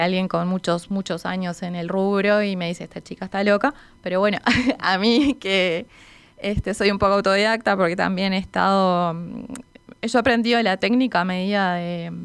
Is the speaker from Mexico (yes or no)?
no; Maldonado, Uruguay; yo soy de Maldonado